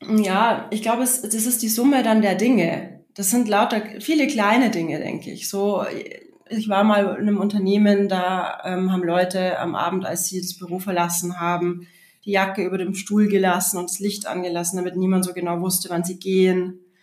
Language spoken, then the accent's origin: German; Regensburg, Bavaria, Germany; im Stadttheater in Regensburg, wo ich aufgewachsen bin